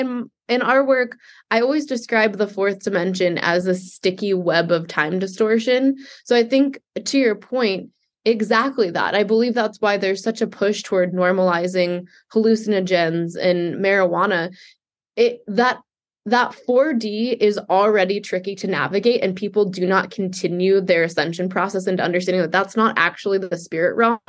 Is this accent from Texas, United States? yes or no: no; New York City, New York, United States; I was raised Jewish in Manhattan